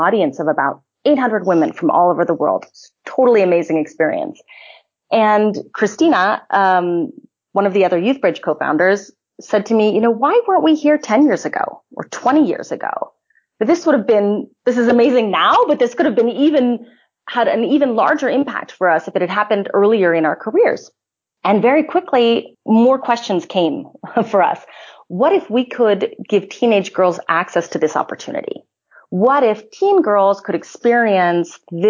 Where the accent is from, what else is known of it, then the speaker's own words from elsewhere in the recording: California, United States; moved away as an adult; also born or lived in Indiana / Austria; I'm originally from California, and I studied in Indiana